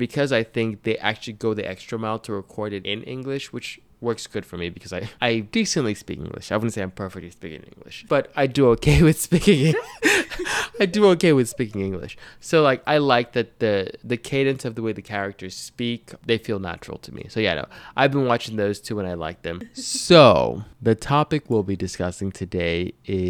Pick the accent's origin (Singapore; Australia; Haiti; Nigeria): Nigeria; I was born and raised in Africa, in Nigeria specifically.